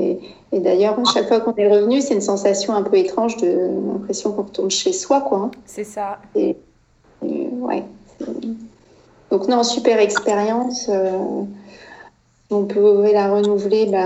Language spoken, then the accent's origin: French; France; moved away as an adult; also born or lived in United States; ça faisait même pas un an qu'on était aux États-Unis. Euh, j'avais plus vraiment la sensation d'être chez moi en France